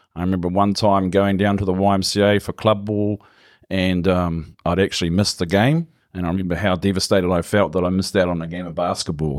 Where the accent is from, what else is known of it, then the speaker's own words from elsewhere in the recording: Gisborne, New Zealand; born and bred in Gizzy, Love the place. Never really moved.